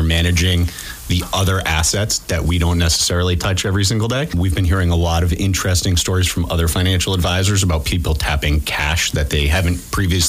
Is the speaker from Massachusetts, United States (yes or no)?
yes; Marshfield, Massachusetts, United States; moved away as an adult; also born or lived in Centerville, Barnstable, Massachusetts / the southern United States; I grew up in Marshfield and down on the Cape, moved away for a long time.